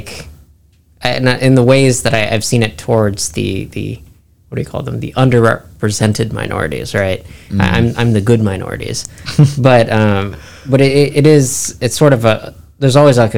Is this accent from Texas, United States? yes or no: yes; San Angelo, Texas, United States; now in Florida, United States; where I grew up in Texas was a small town, relatively speaking, San Angelo